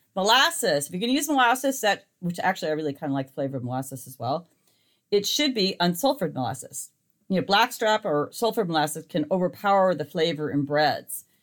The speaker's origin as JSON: {"language": "English", "region": "Montana", "country": "United States", "tie": "born or raised there", "moved": "yes", "lives_now": "California, United States", "said": "the light clover honey I was raised on in Montana"}